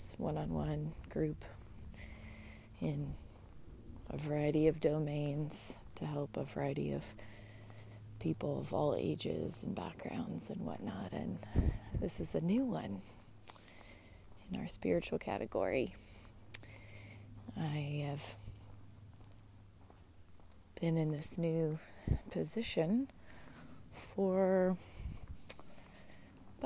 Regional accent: United States; being an American

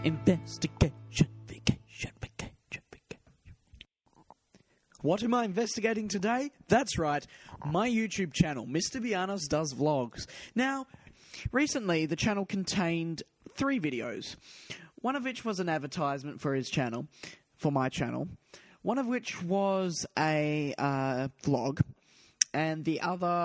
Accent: Perth, Western Australia, Australia; Perth, my hometown

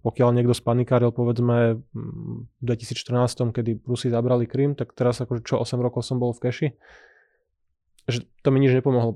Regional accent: Slovakia

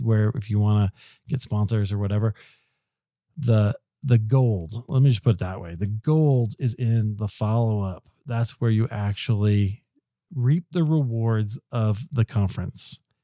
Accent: Denver, Colorado, United States; it's in Denver. It's in my hometown.

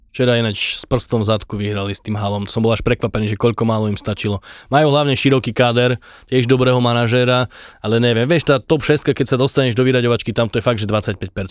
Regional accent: Pusté Úľany, Trnava Region, Slovakia; ja som z Pusty Ulan

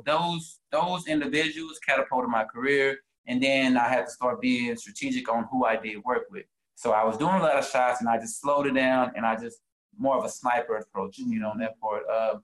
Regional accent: Dallas, Texas, United States; also born or lived in Nigeria; So originally I'm from Dallas. I'm from Oak Cliff, but I'm Nigerian descent. So when I was 3 months, my parents took me to Nigeria, and I stayed there till I was 7 years old. And then came back to the States.

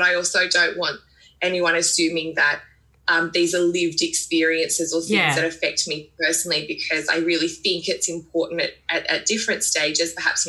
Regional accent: Sydney, New South Wales, Australia; moved away as an adult; now in Central Coast, Australia; woman and my family originally is from Molonglong Parks in New South Wales. I was brought up on Gadigal Country, which is in Sydney, and I now live on Darkinyung Country, which is on the New South Wales Central Coast.

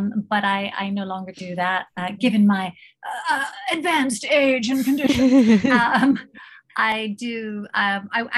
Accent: United States; moved away as an adult; now in Thailand; I'm also American, and I've lived in Thailand for 32 years

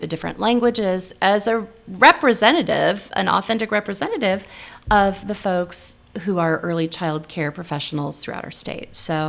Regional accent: Rolla, Missouri, United States; also born or lived in Ozarks; now in Nebraska, United States; we have a stop in my hometown, but I haven't lived there for 40 years

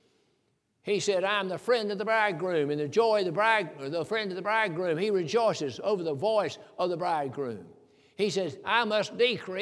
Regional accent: the South, United States; I'm from the South. I was raised in the country

